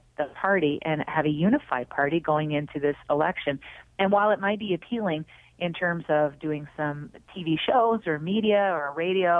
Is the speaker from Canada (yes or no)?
yes; Cape Breton, Nova Scotia, Canada; moved away; I come from a union family growing up in Cape Breton